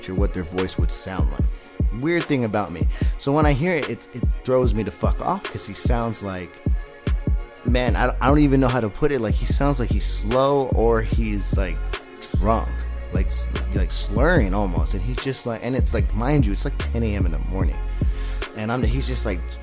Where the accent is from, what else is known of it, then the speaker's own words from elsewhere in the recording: San Diego, California, United States; moved away; also born or lived in Los Lunas, New Mexico; I come from San Diego, California